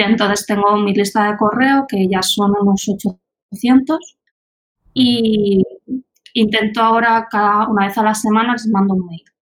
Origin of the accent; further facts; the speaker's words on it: Albacete, Castilla-La Mancha, Spain; moved away as an adult; now in Germany; yo vengo de Albacete, pero es cierto que llevo dos años viviendo en Alemania